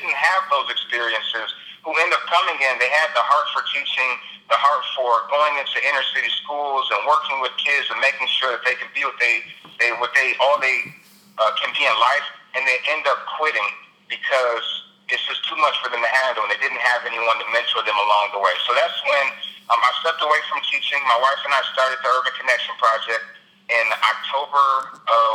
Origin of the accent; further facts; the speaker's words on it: Detroit, Michigan, United States; moved away as an adult; I was born and raised in Detroit, Michigan